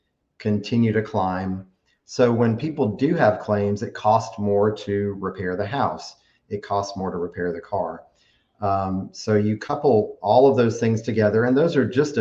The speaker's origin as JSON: {"language": "English", "town": "Tuscaloosa", "region": "Alabama", "country": "United States", "tie": "born or raised there", "said": "I grew up on Lake Tuscaloosa. When we first moved to Alabama in 1982 is when I moved to Alabama. We had a house on Lake Tuscaloosa at that time. So I was 7 years old and, just grew up on the lake"}